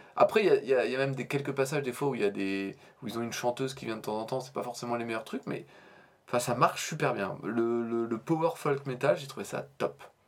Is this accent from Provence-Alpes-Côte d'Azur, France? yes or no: no; Normandy, France; à notre accent déplorable, nous pauvres normands.